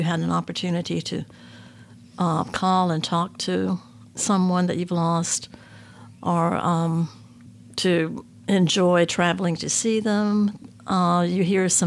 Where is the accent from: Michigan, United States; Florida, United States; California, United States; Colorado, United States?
Florida, United States; Jacksonville; the home we grew up in Jacksonville, Florida